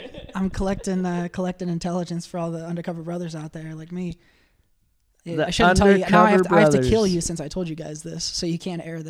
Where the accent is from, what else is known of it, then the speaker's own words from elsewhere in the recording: Iowa, United States; I'm from Iowa.